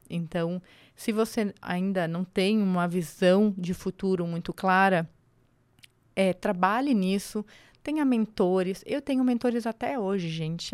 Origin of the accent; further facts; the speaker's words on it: Angelina, Santa Catarina, Brazil; moved away as an adult; also born or lived in Florianópolis / abroad; now in São Paulo, Brazil; Eu sou de Angelina. É uma cidade no interior do estado de Santa Catarina.